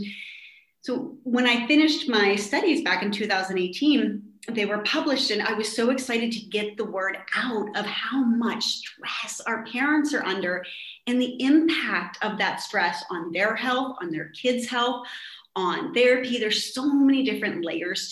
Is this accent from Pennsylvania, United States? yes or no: yes; Pittsburgh, Pennsylvania, United States; moved away as an adult; now in Estonia; I'm originally from Pittsburgh, Pennsylvania